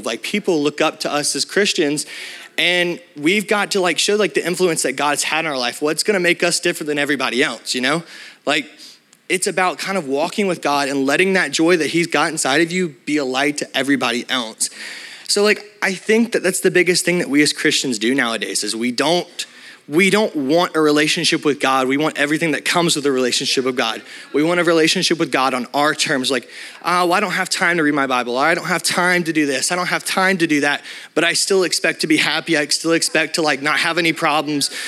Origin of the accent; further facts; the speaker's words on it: Alabama, United States; I'm from Alabama